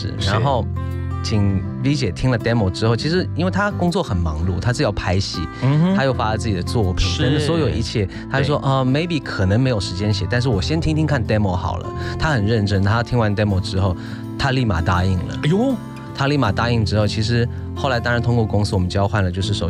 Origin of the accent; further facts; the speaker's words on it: Sydney, New South Wales, Australia; moved away as an adult; now in Taipei, Taiwan; 我是在澳洲雪梨长大，